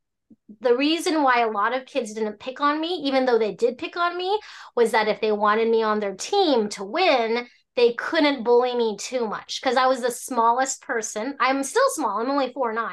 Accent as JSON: {"language": "English", "region": "Alaska", "country": "United States", "tie": "born or raised there", "also_born_or_lived": "Hong Kong", "said": "I was born in Hong Kong, raised in Alaska"}